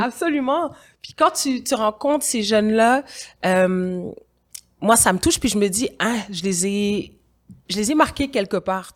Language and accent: French; Quebec, Canada; also born or lived in Senegal; en tant que Québécoise d'origine sénégalaise qui vit ici, qui vit en Occident